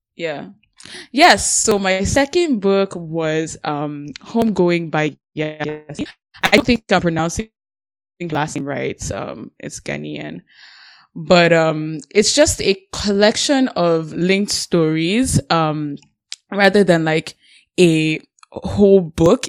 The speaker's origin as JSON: {"language": "English", "country": "Nigeria", "moved": "yes", "lives_now": "Canada", "said": "I'm Nigerian"}